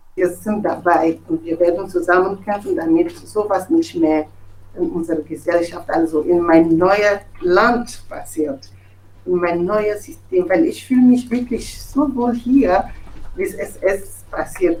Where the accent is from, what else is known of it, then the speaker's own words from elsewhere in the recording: Togo; German is a second language; moved away as an adult; now in Germany; Ich komme aus Togo und bin Journalistin.